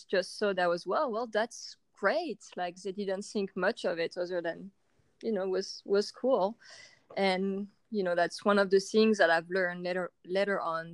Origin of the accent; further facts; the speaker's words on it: France; I was born and raised in France